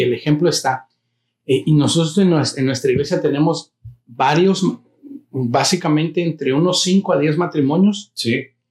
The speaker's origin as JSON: {"language": "Spanish", "country": "United States", "tie": "born or raised there", "said": "los que nacimos en Estados Unidos"}